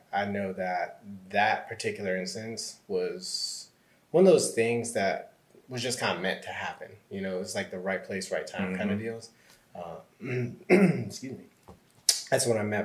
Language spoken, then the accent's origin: English; Northern Virginia, United States; moved away as an adult; now in Atlanta, United States; I'm originally from Northern Virginia